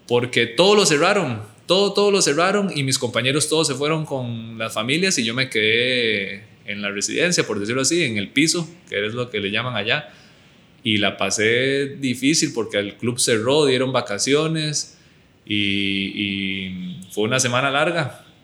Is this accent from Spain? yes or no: no; United States; born there; Y antes de irme al Albacete, yo tuve otra opción de irme a Estados Unidos. Yo nací en Estados Unidos eh, y tenía la opción de irme con una beca deportiva.